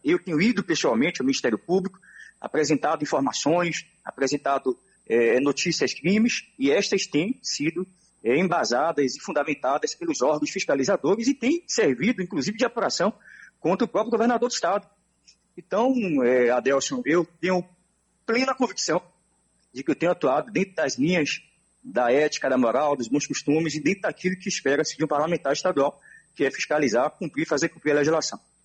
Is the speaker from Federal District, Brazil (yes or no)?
no; Salvador, Bahia, Brazil; Nasci em Salvador.